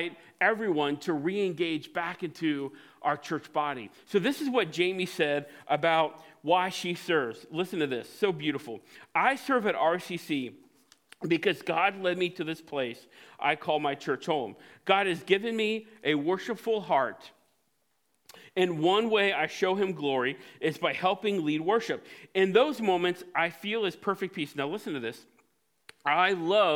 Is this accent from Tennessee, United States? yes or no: no; Cincinnati, Ohio, United States; Growing up in Cincinnati at White Oak Christian Church